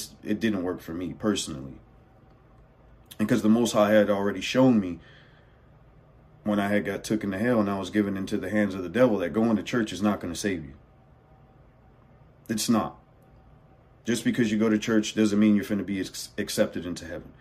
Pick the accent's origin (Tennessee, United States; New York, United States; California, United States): California, United States; I'm born and raised in California, by the way, just to let you know, born and raised.